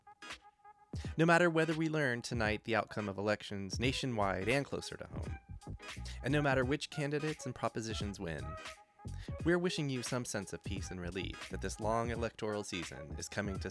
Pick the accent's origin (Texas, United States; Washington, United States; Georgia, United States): Texas, United States; Fort Worth; I'm from Fort Worth